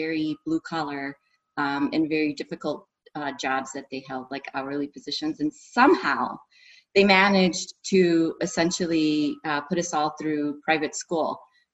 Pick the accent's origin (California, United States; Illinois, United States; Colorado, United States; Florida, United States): Illinois, United States; Chicago; I am from Chicago. I was born and raised here